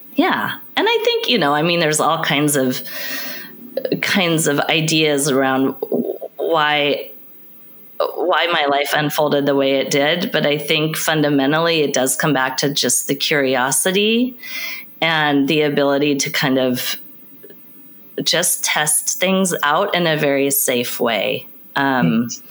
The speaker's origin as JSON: {"language": "English", "town": "Portland", "country": "United States", "tie": "born or raised there", "said": "I grew up in Portland, I still live in Portland"}